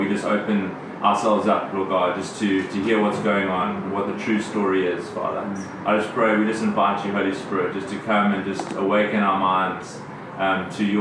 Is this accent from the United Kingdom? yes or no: no; South Africa; moved away as an adult; I came from South Africa. I grew up in South Africa. All my family is still in South Africa